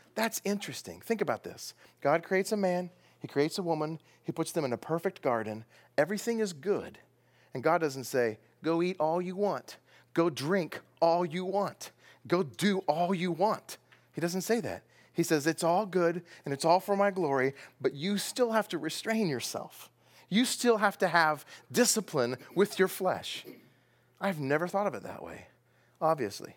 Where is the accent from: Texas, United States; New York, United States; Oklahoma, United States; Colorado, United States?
Texas, United States; Where I come from, that's food. I'm from Texas.